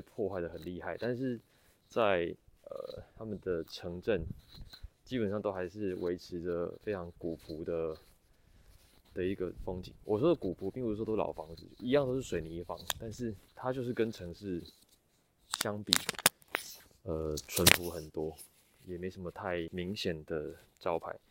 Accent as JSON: {"language": "Chinese", "country": "Taiwan", "said": "我从台湾来"}